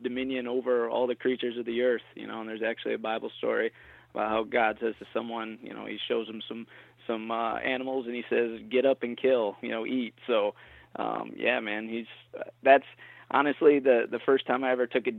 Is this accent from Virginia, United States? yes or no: no; Michigan, United States; moved away as an adult; now in Long Island, United States; I was born and raised in Michigan, and I lived there until about 5 years ago